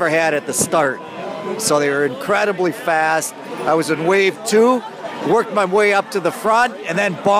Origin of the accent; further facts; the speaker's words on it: Green Bay, Wisconsin, United States; And I'm from Green Bay.